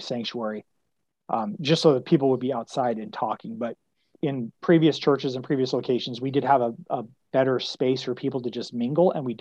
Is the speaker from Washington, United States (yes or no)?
yes; Spokane, Washington, United States; also born or lived in West Michigan; now in Phoenix, United States; living in Phoenix compared to growing up in Spokane or living in West Michigan